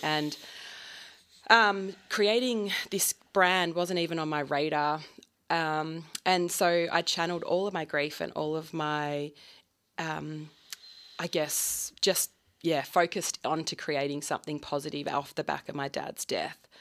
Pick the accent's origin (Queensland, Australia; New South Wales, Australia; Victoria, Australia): Victoria, Australia; Lakes Entrance; I grew up on Lakes Entrance, and my dad always believed that dairy farmers didn't get paid enough